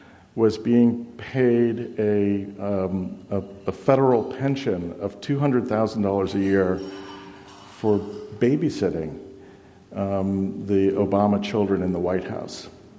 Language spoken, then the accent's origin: English; Boston, Massachusetts, United States; I'm from Boston. I know Boston.